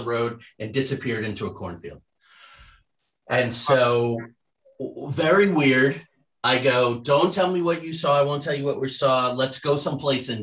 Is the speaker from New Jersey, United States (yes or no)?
yes; New Jersey, United States; also born or lived in Trumbull County, Ohio; now in Ohio, United States; I grew up in Jersey, like in the Pine Barrens with the Jersey Devil